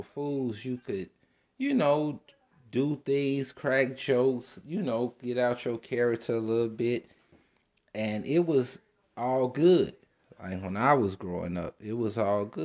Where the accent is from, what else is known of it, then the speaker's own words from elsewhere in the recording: Chicago, Illinois, United States; I was born and raised in Chicago on the south side